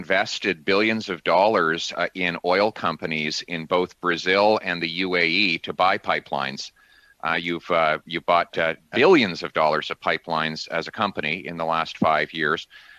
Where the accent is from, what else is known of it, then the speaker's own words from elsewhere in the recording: Alberta, Canada; back in Alberta, because I grew up there too